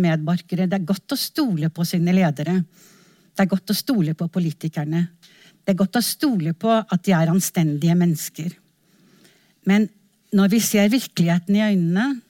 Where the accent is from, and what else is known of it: Norway